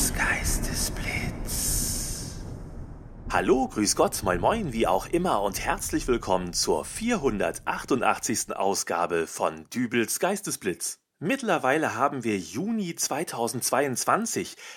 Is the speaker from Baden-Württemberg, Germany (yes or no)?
no; North Rhine-Westphalia, Germany; Ich komme aus Nordrhein-Westfalen. Hier ist der Pott.